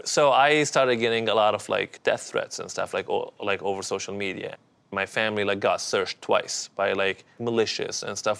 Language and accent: English; Benghazi, Libya; English is a second language; But my childhood was very different from here. I was born in Libya, specifically in the city of Benghazi.